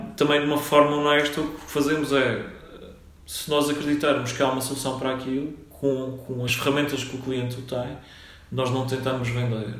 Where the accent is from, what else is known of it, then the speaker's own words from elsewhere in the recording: Funchal, Madeira, Portugal; moved away; also born or lived in Minho; Eu sou natural da, da Madeira, do Funchal.